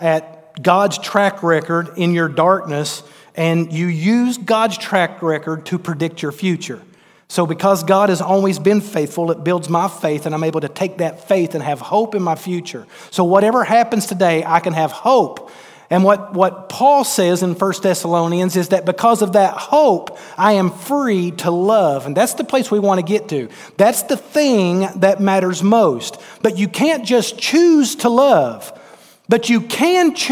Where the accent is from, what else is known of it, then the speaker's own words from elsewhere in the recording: Kentucky, United States; I'm from Kentucky